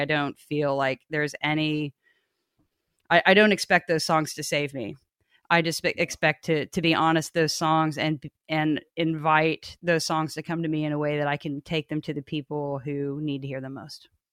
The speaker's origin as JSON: {"language": "English", "region": "Kansas", "country": "United States", "tie": "born or raised there", "said": "I grew up in Kansas"}